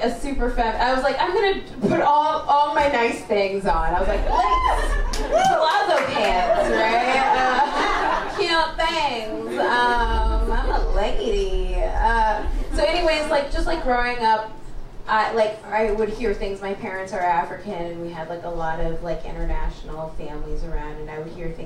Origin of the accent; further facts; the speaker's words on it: Canada; accent: white; also born or lived in Kenya; from Kenya, I don't sound like it, I know. I grew up in Canada. That's why I sound white.